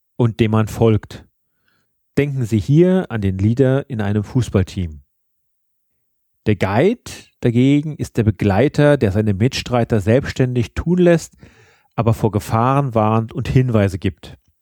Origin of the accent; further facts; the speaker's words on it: Germany; bei uns in Deutschland